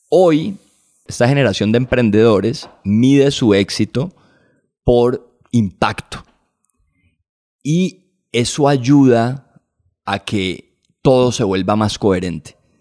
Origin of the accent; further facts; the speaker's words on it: Colombia; Como colombianos